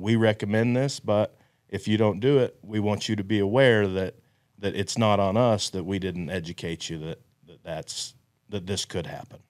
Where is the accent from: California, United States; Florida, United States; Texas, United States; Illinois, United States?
Texas, United States; Amarillo; I'm from Amarillo, Texas